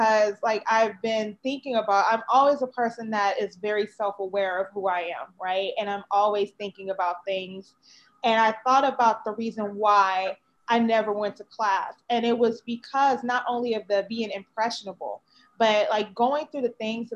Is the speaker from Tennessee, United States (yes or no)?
no; Chicago, Illinois, United States; moved away as an adult; also born or lived in Florida; now in California, United States; I grew up in Chicago, Illinois, on the South Side, in the 100th, the Wild 100th